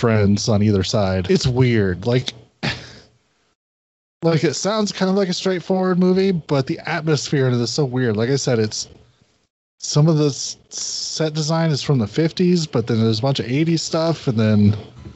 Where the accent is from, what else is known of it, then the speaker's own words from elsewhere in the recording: United States; I'm American.